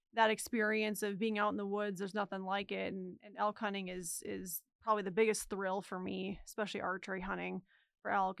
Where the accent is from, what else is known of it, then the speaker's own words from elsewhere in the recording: Minnesota, United States; moved away; I'm from the Midwest, and so Minnesota to be specifically